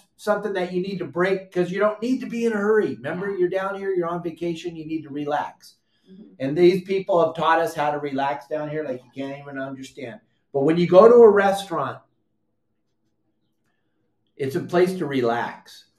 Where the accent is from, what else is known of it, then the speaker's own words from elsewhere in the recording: California, United States; moved away as an adult; now in Mexico; we grew up in California where everybody's in a big flipping hurry.